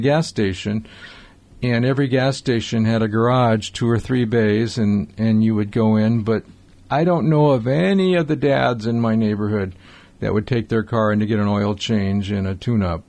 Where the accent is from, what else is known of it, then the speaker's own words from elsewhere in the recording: Highland Park, United States; I grew up in Highland Park